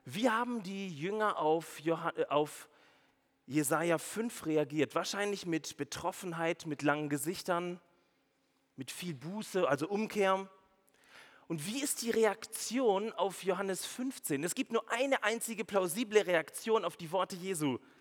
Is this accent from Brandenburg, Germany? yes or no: no; Swabia, Baden-Württemberg, Germany; als Schwabe